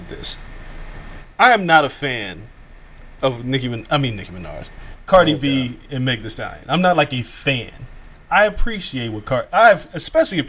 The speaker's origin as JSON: {"language": "English", "town": "Las Vegas", "region": "Nevada", "country": "United States", "tie": "born or raised there", "also_born_or_lived": "Atlanta", "moved": "yes", "said": "the way that we grew up in Vegas was just completely different than how anybody else grew up"}